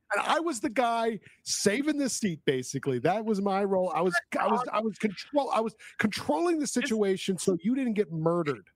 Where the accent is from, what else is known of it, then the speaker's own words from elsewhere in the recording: Woodstock, New York, United States; moved away; also born or lived in Queens, New York; grew up in Woodstock